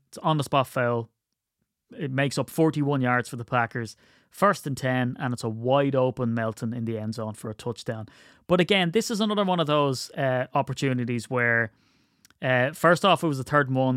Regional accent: Ireland; I'm Irish

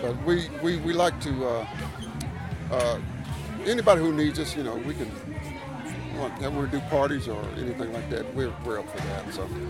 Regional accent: Kingsport, Tennessee, United States; I'm based out of Kingsport, been there all of my life.

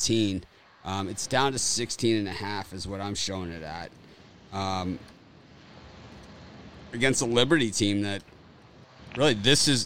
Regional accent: Florida, United States; I'm from Florida too

